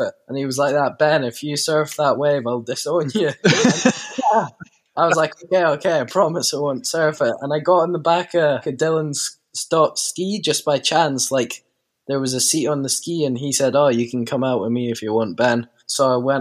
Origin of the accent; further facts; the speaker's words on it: Isle of Tiree, Scotland, United Kingdom; I'm 16 years old, and I'm from the Isle of Tiree in Scotland.